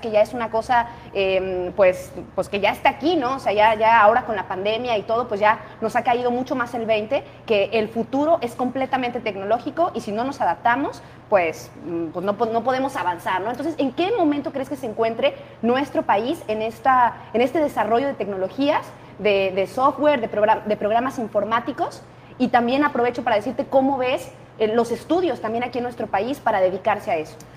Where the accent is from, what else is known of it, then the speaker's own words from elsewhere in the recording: Mexico; a nosotros como mexicanos